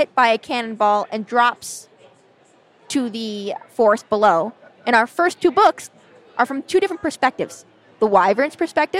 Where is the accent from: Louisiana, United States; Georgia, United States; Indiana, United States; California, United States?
California, United States; accent: Californian; That's my Cali girl accent. There's a reason I trained it out of my voice.